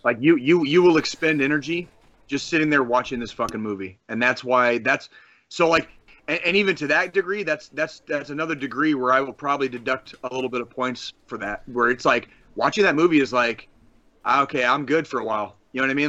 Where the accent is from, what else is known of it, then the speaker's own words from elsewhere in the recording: Tucson, Arizona, United States; now in Kansas City, United States; When I was a kid growing up in Tucson, Arizona